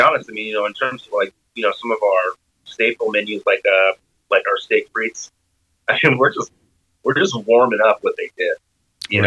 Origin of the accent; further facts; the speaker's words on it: Arizona, United States; also born or lived in Washington; now in Seattle, United States; I'm from Arizona